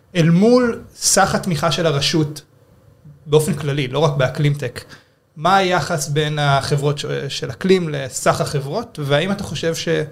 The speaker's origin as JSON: {"language": "Hebrew", "country": "Israel"}